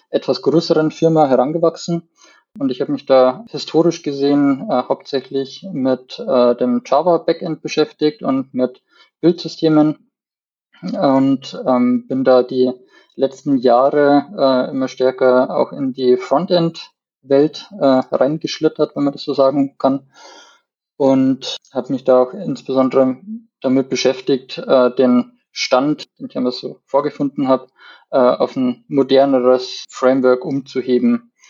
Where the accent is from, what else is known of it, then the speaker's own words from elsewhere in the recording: Landshut, Bavaria, Germany; Ich komme aus Landshut, aus dem schönen Niederbayern